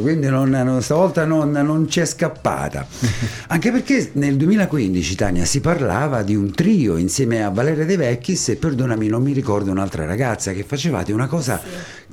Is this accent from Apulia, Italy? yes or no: no; Ascoli Piceno, Marche, Italy; anche io sono ascolano